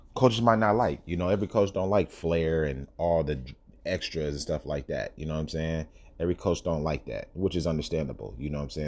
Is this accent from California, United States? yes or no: yes; Sacramento, California, United States; I'm from Sacramento